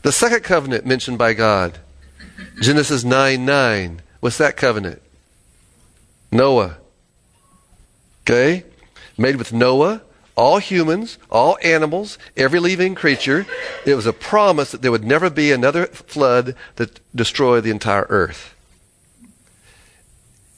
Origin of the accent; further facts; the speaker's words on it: Florida, United States; I lived in Florida